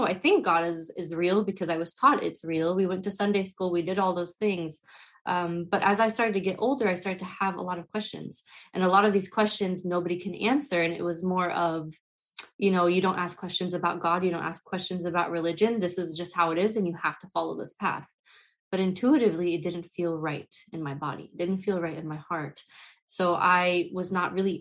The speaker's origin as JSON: {"language": "English", "country": "United States", "tie": "born or raised there", "said": "I was born and raised in the US. I come from a Middle Eastern background and culture"}